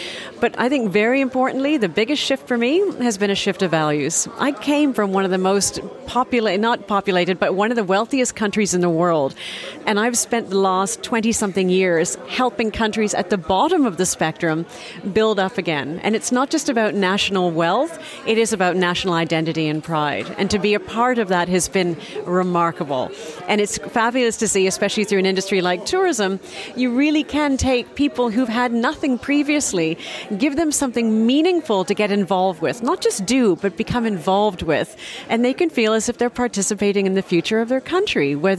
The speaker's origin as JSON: {"language": "English", "country": "Canada", "accent": "Canadian", "moved": "yes", "lives_now": "South Africa", "said": "Just to verify, my accent is Canadian, but I left Canada many, many, many years ago. I've been on the continent since 1991, so my roots are very much in Africa, and very blessed to have been in South Africa for the last 24 years"}